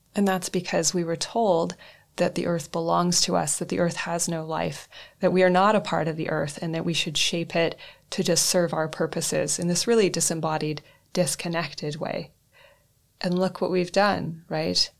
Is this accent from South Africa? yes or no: no; northwestern Canada, Canada; now in Reykjavik, Iceland; I am a Canadian born human of European descent who grew up in northwestern Canada.